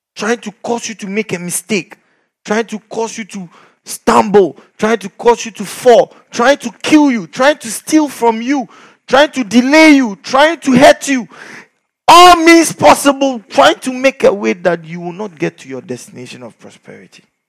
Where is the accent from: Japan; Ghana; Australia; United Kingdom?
Ghana; we are from Ghana.